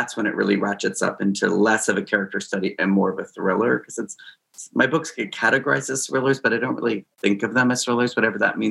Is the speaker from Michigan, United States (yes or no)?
no; Connecticut, United States; moved away; I grew up in Connecticut.